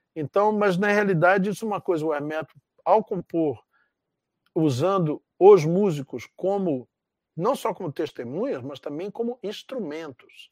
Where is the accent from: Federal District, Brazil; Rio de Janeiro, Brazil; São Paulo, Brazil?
Rio de Janeiro, Brazil; moved away as an adult; also born or lived in Canada; eu sou de Realengo, da zona oeste do Rio